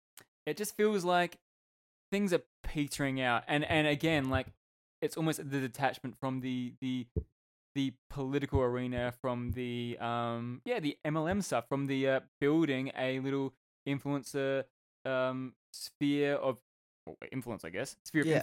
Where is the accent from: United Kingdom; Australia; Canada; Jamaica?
Australia; being an Australian